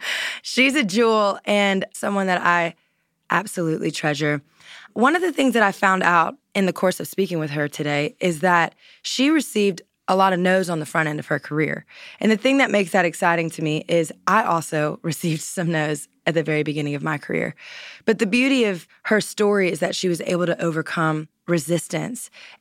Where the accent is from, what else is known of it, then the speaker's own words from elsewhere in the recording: Louisiana, United States; which, hello, I'm from Louisiana, Southern girl at heart.